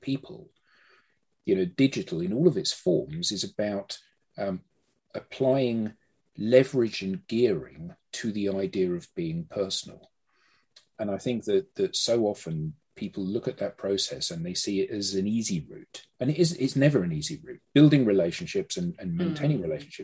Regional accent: United Kingdom; I haven't got an accent really, have I? Because I'm British.

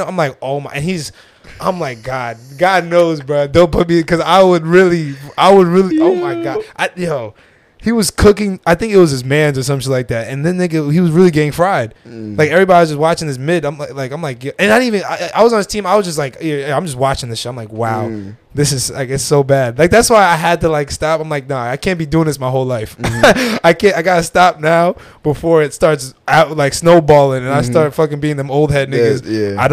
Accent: Union, New Jersey, United States; I was born in Jersey City. I'm from Union

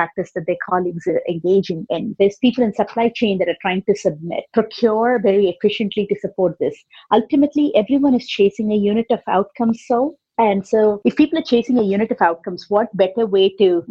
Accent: India; I grew up in India. I grew up in a joint family with 17 family members.

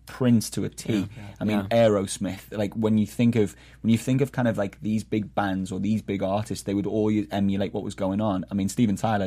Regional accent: Liverpool, North West England, United Kingdom; moved away as an adult; now in Boston, United States; I'm originally from Liverpool, England

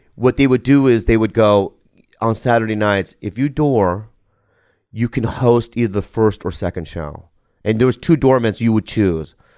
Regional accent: United States; I'm an American. I, I mean, I'm an American

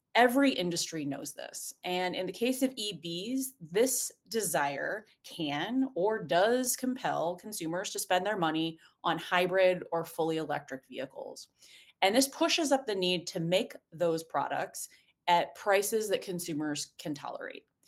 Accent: Indiana, United States; now in East Coast, United States; I am a proud Hoosier

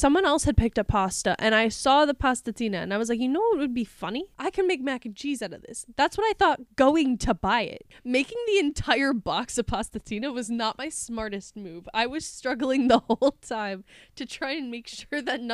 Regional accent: Wisconsin, United States; I'm from Wisconsin.

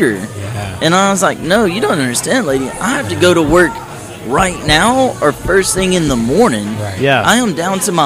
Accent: Natchitoches, Louisiana, United States; moved away as an adult; also born or lived in Shreveport, Louisiana / Florida / West Texas; now in San Angelo, United States; I grew up in Louisiana, central Louisiana, Natchitoches, Louisiana

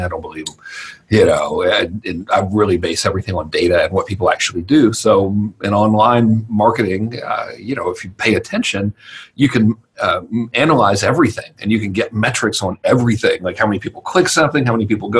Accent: Georgia, United States; in normal redneck terminology, I'm from Georgia

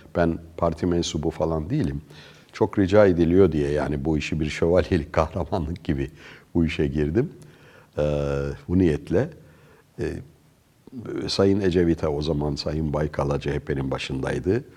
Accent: Ankara, Turkey; moved away as an adult; also born or lived in Sweden; Ankara'da yetiştik

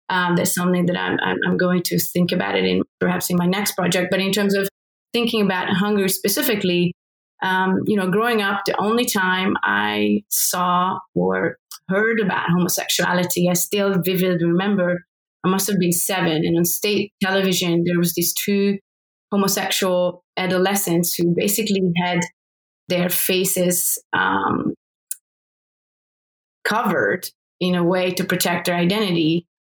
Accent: Hungary; born or raised there

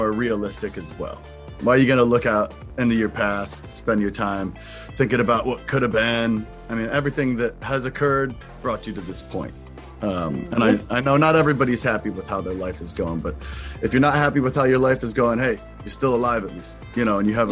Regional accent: Kent, Ohio, United States; moved away as an adult; now in New York, United States; I grew up in Kent, Ohio, Kent State University

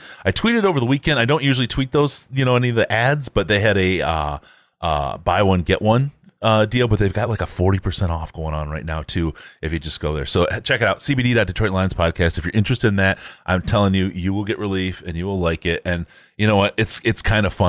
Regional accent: Michigan, United States; moved away; When I was growing up in Michigan

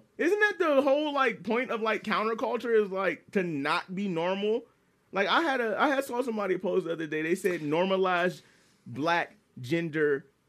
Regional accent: Washington, United States; I'm like, I'm from Washington. You're like, oh, state.

